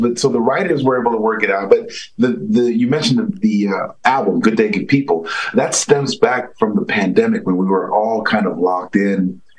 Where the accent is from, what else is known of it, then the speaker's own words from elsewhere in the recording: New York City, New York, United States; I grew up the son of two Haitian immigrants, so very academically inclined.